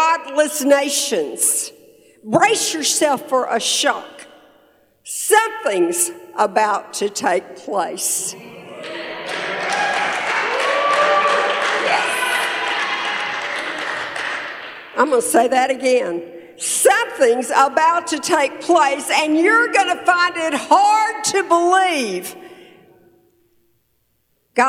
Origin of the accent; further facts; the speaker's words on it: Tyler, Texas, United States; we're from Texas, Tyler, Texas, East Texas, right between Dallas and Shreveport.